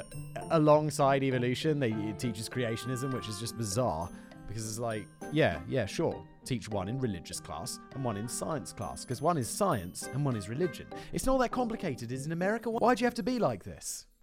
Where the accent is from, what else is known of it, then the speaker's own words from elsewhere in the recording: United Kingdom; I'm British